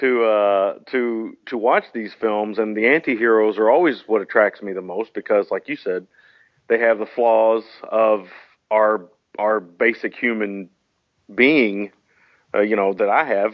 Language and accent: English; United States; being an American